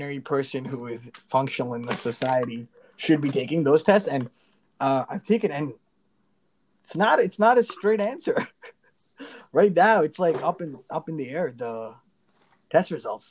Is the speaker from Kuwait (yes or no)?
yes; Kuwait; moved away; I went to an Indian school, and Arabic was, we had to take Arabic because I grew up in an Arabic country, in Kuwait.